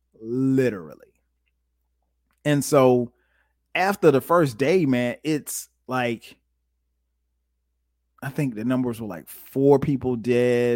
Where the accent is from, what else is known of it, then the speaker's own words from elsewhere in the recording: Florence, South Carolina, United States; my hometown of Florence, South Carolina